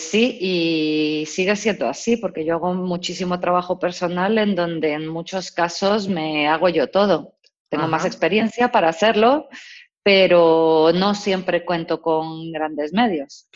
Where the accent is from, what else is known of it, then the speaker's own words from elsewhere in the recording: Mexico; moved away as an adult; now in Spain; yo nací y crecí en México